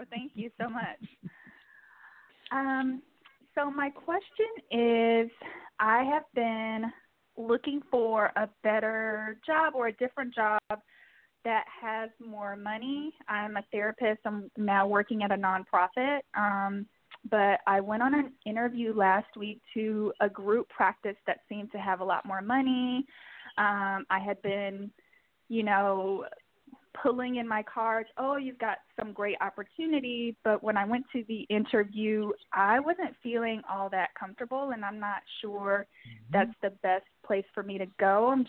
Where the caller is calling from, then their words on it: New York City, New York, United States; I'm calling from New York City.